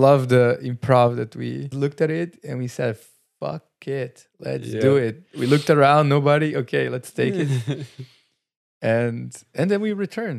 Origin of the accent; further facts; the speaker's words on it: Brazil; English is a second language; We moved from our countries. You come from New Zealand. I come from Brazil.